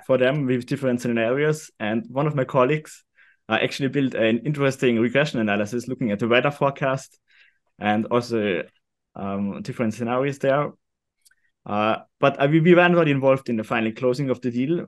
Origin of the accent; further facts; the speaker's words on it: Austria; also born or lived in London; I'm from Austria